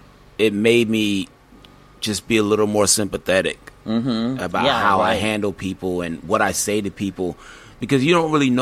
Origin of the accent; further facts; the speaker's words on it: El Paso, Texas, United States; also born or lived in Germany / New York; No, I was born in Germany, and then I lived in El Paso, Texas for maybe 7 years. So I claim Texas and New York, although I was born in Germany.